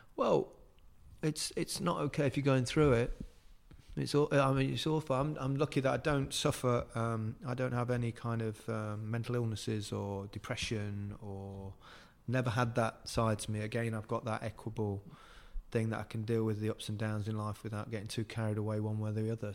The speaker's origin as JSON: {"language": "English", "town": "Leicester", "region": "East Midlands", "country": "United Kingdom", "tie": "born or raised there", "also_born_or_lived": "Liverpool", "accent": "Leicester", "moved": "as an adult", "said": "I've got that Leicester accent, which is really quite flat"}